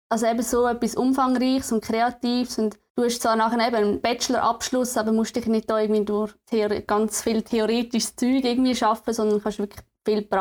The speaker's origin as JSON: {"language": "German", "region": "Aargau", "country": "Switzerland", "said": "ich komme ursprünglich aus dem Aargau und bin dann für Studium auf Chur in e WG gezogen."}